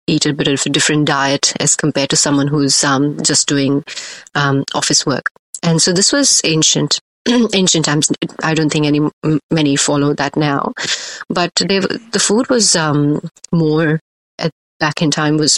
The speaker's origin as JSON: {"language": "English", "town": "Ahmedabad", "region": "Gujarat", "country": "India", "tie": "born or raised there", "said": "I grew up in Ahmedabad, which is in west side of India, in Gujarat. Predominantly a vegetarian state."}